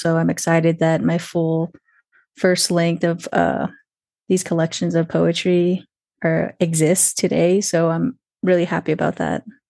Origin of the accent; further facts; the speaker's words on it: Twin Lakes, New Mexico, United States; also born or lived in Santa Fe, New Mexico; I'm calling in from Santa Fe, New Mexico, um, but I'm really originally from Twin Lakes, New Mexico.